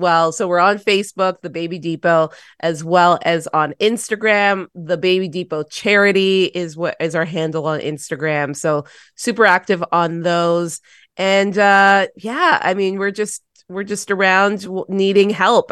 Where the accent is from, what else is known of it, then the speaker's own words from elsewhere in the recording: Toronto, Ontario, Canada; I grew up in Toronto City Housing